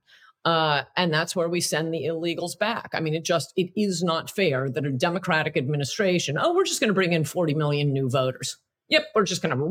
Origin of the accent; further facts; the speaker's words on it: Connecticut, United States; I grew up in Connecticut outside of New York